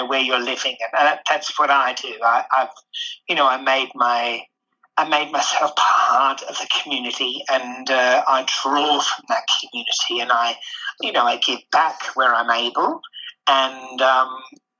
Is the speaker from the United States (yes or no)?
no; England, United Kingdom; now in Melbourne, Australia; growing up in England